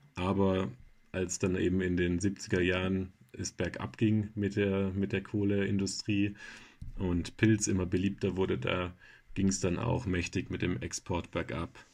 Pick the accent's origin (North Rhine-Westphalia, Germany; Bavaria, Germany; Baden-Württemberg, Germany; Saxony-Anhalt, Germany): Baden-Württemberg, Germany; jetzt kommen wir alle aus Baden-Württemberg